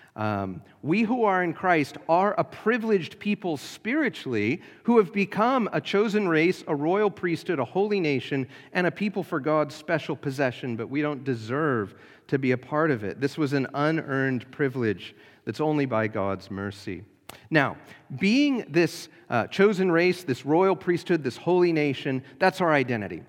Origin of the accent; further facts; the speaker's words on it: United States; We are citizens, uh, of, uh, the Kingdom of America.